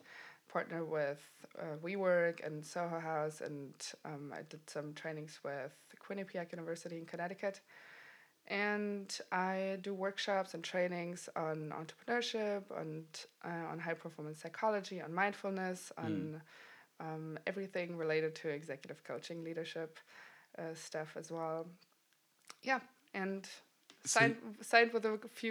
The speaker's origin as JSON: {"language": "English", "country": "Germany", "also_born_or_lived": "New York City", "moved": "as an adult", "said": "And I'm originally from Germany, so I left 2013"}